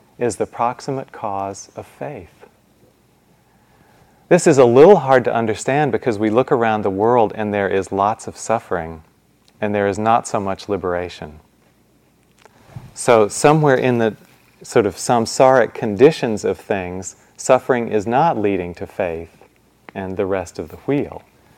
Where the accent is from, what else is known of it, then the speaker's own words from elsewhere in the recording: Midwest, United States; I grew up in the Midwest